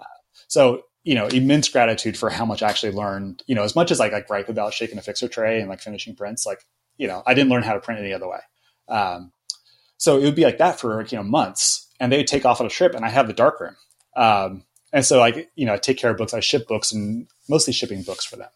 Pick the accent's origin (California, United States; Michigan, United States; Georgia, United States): California, United States; Joshua Tree; also born or lived in Yucca Valley, California; I grew up in Joshua Tree.